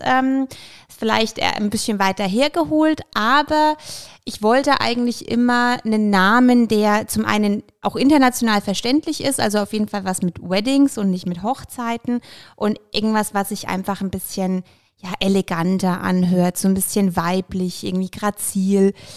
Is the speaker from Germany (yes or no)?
yes; Bamberg, Bavaria, Germany; also born or lived in Ukraine; Ich bin ursprünglich äh, tatsächlich in der Ukraine geboren, bin aber schon in Bamberg seit ich zwei bin, sprich schon schöne 28 Jahre